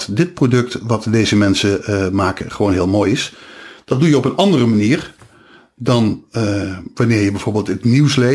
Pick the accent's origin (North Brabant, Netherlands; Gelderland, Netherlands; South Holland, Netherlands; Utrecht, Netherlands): Gelderland, Netherlands; Nijmegen; accent: Nijmegen; Maar ik ben wel blij dat ik van mijn accent af ben.